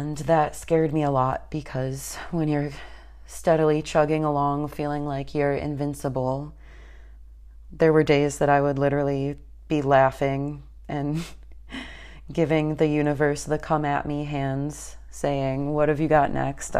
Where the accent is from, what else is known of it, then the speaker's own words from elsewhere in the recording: Northern Illinois, United States; moved away as an adult; now in Atlanta, United States; I'm actually maybe 15 minutes away from my quote hometown, but my home area back up in Northern Illinois